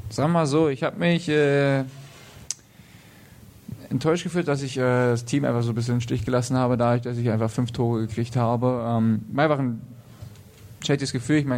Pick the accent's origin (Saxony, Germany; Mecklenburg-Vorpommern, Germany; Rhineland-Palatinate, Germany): Saxony, Germany; Weißwasser; now in Nuremberg, Germany; ich komme auch aus Weißwasser.